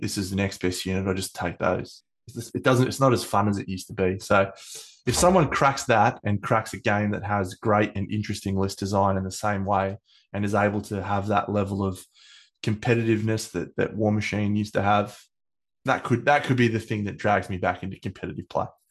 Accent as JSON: {"language": "English", "country": "Australia", "said": "I'm Australian"}